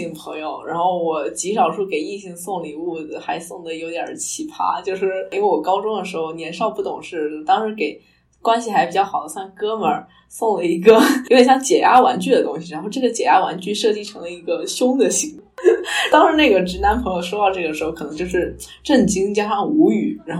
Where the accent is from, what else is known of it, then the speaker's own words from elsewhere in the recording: Fujian, China; 因为作为一个闽南人，需要一套茶具，然后摆在家里啊，随时带着啊什么。